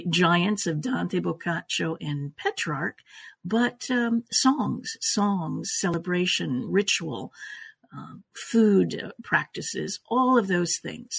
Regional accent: Canada; also born or lived in Italy; now in Los Angeles, United States; I was born in Italy, raised in Canada, and have been in Los Angeles since 1981.

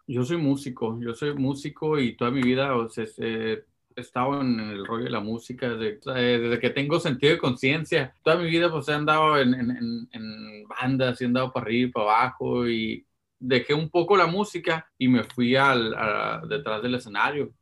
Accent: Los Angeles, California, United States; Pues, yo sí nací en Sur Centro

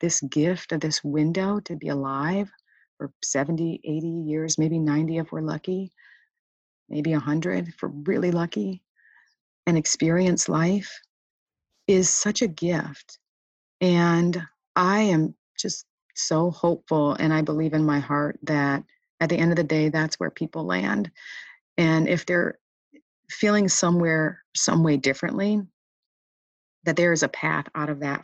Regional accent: Michigan, United States; I grew up in Michigan

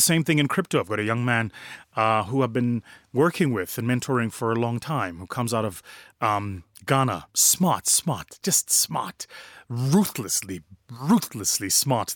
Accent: South Africa; from my home country, uh, South Africa

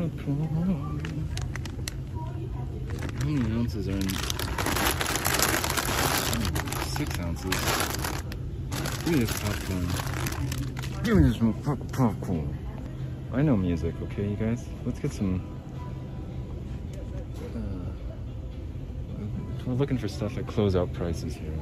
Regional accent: Salt Lake City, Utah, United States; I'm from Salt Lake.

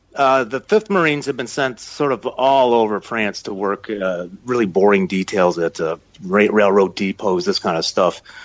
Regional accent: Chicago, Illinois, United States; moved away; also born or lived in Minnesota; I'm originally from Chicago

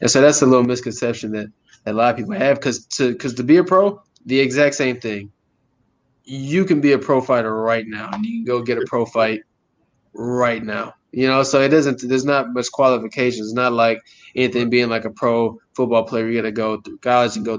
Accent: Fort Hood, Texas, United States; I grew up in Texas my entire life

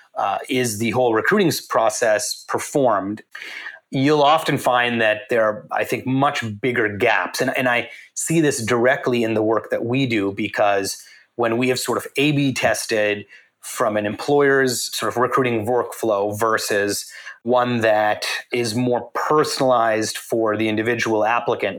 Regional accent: Canada; moved away; So I grew up in Canada, and in Canada, everyone grows up watching hockey and collecting hockey cards.

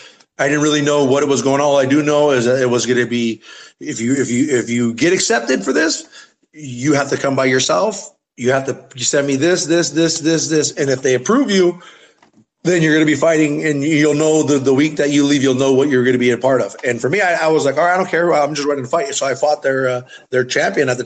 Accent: Sycuan Indian Reservation, California, United States; I'm from the Sapsquaw Indian Reservation, but we are Kumeyaay Indian

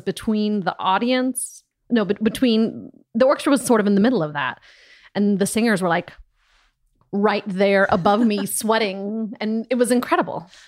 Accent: Des Moines, Iowa, United States; moved away as an adult; also born or lived in Johnston, Iowa / Ames, Iowa; now in Berlin, Germany; I grew up in Des Moines and I went to college for four years in Ames, Iowa

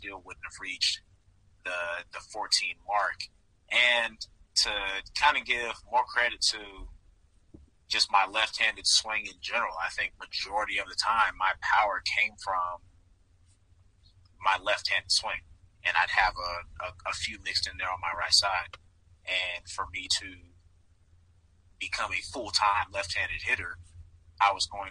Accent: Georgia, United States; growing up in Georgia, being a Braves fan

